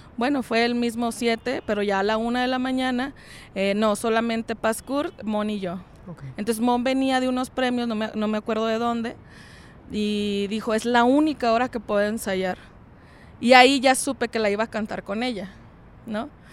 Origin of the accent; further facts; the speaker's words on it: Francisco I. Madero, Coahuila, Mexico; de donde yo soy, de Francisco y Madero